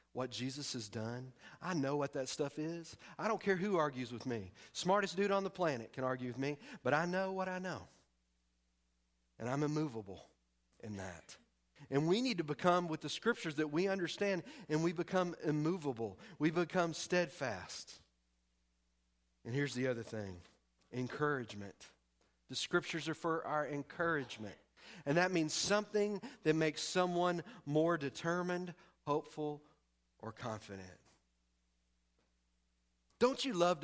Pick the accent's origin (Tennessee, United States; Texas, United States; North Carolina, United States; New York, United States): Texas, United States; East; moved away as an adult; I'm from Texas and primarily East Texas